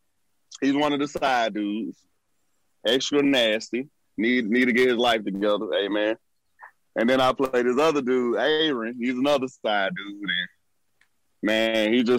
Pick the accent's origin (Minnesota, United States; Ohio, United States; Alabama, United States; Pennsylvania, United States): Alabama, United States; Birmingham; also born or lived in East Point, Atlanta, Georgia; I was born here in Atlanta, Georgia, East Point. But when I was 9, we moved to Birmingham, Alabama